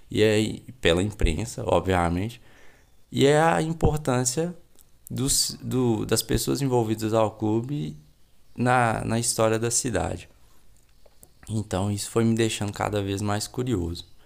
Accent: Belo Horizonte, Minas Gerais, Brazil; now in Ribeirão das Neves, Brazil; tenho 31 anos, sou bibliotecário, sou belo horizontino, mas moro em Ribeirão das Neves.

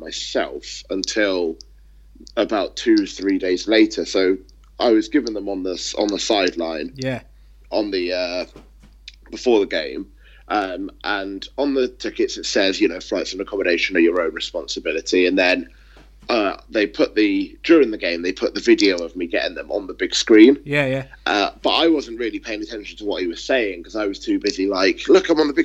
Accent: United Kingdom; I was British

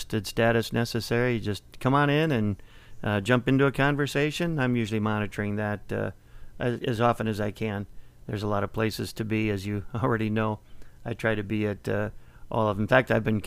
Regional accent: Minnesota, United States; moved away; my home state of Minnesota

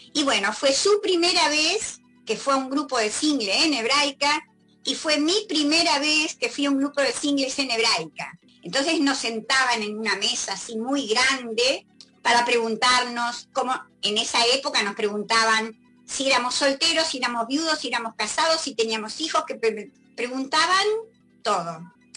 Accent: Entre Ríos, Argentina; now in Buenos Aires, Argentina; yo no soy porteña, por eso se nota, ¿no? Soy entrerriana

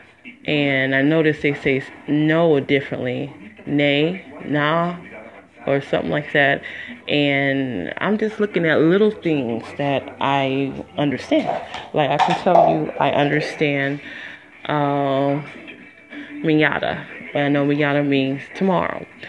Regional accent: Detroit, Michigan, United States; moved away as an adult; also born or lived in Las Vegas, Nevada; I'm from Detroit, Michigan

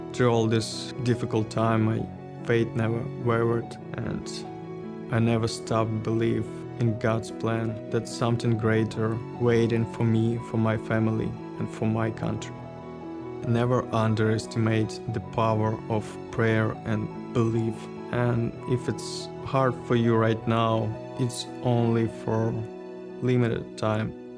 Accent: Ukraine; English is a second language; moved away as an adult; now in United States; I came from Ukraine

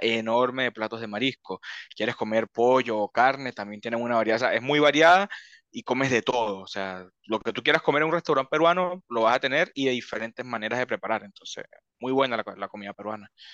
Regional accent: Venezuela; now in Chile; cuando yo salí de Venezuela

